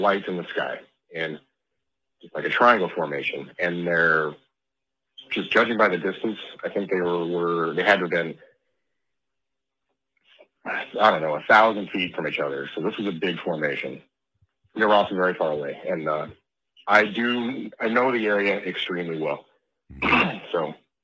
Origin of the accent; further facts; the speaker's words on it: Arvada, Colorado, United States; I grew up in Colorado, not far from where you were talking about in Golden, just a couple, 15 minutes northeast